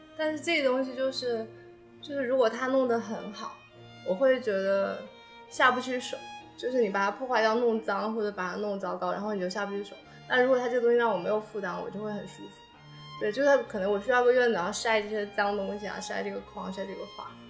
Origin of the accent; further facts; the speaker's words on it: Fuzhou, Fujian, China; moved away as an adult; now in Beijing, China; 我是福州人嘛